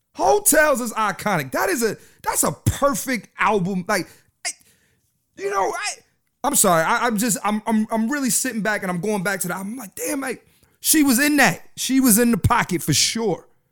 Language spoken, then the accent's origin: English; Philadelphia, Pennsylvania, United States; I'm from Philly. I live in Philly